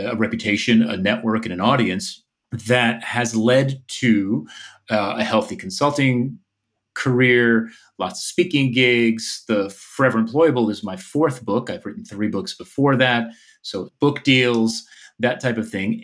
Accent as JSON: {"language": "English", "area": "outside of New York City", "region": "New Jersey", "country": "United States", "tie": "born or raised there", "moved": "as an adult", "said": "which is where I grew up in New Jersey, outside of New York City"}